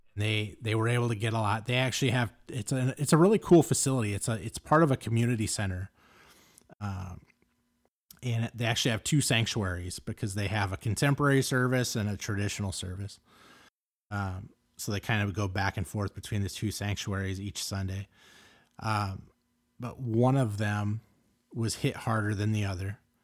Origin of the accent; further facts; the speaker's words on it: Los Angeles, California, United States; I grew up in Los Angeles